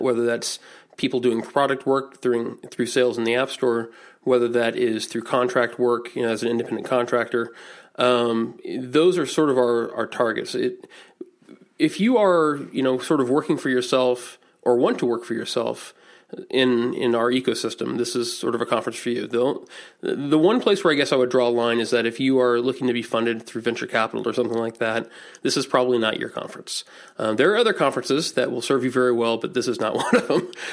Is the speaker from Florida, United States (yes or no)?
no; Indianapolis, Indiana, United States; I'm from Indianapolis